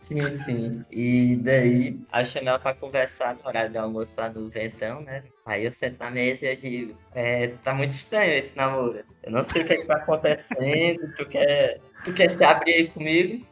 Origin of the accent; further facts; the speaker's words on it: interior of Ceará, Brazil; now in Fortaleza, Brazil; eu sou do interior do Ceará, e moro aqui em Fortaleza sozinho